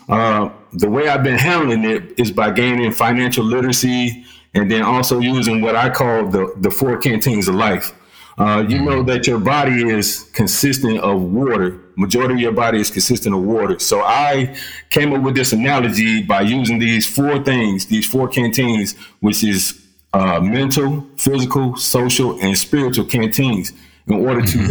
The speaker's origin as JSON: {"language": "English", "town": "Columbus", "region": "Georgia", "country": "United States", "moved": "yes", "lives_now": "Clarksville, United States", "said": "I'm originally from Columbus, Georgia, but currently I reside in uh, Clarksville, Tennessee."}